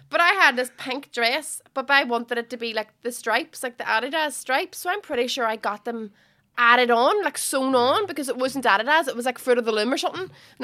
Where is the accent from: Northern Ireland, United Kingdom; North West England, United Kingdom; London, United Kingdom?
Northern Ireland, United Kingdom; Derry; We're from Derry.